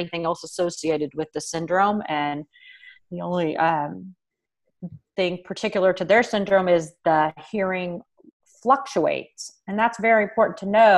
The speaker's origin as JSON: {"language": "English", "region": "California", "country": "United States", "also_born_or_lived": "Cleveland", "moved": "as an adult", "said": "As much as I'm from California"}